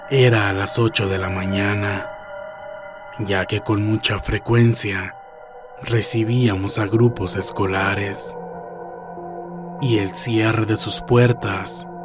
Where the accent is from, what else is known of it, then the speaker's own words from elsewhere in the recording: Mexico City, Mexico; Soy de la Ciudad de México antes Distrito Federal.